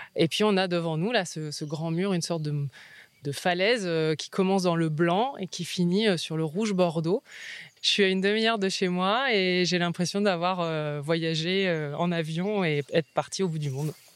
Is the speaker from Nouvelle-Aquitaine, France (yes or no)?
no; near Lille, Hauts-de-France, France; moved away as an adult; also born or lived in United States; now in Vaucluse, France; Je suis originaire du nord de la France, à côté de Lille